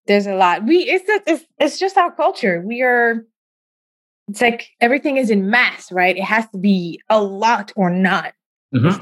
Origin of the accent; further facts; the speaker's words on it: Senegal; now in United States; I'm originally from Senegal in West Africa